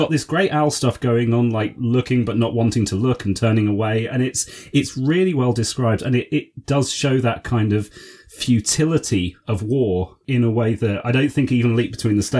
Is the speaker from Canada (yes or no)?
no; United Kingdom; speaking as a Brit